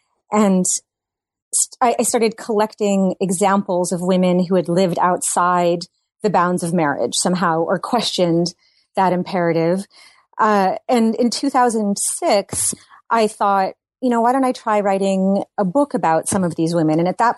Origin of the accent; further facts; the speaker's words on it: Massachusetts, United States; now in Brooklyn, United States; I live in Brooklyn, New York. I grew up in Massachusetts